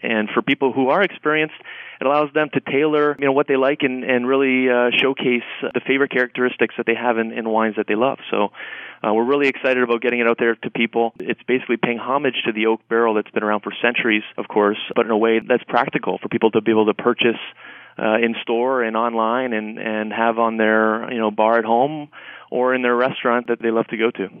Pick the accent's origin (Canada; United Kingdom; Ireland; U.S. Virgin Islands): Canada; moved away; I'm from Canada originally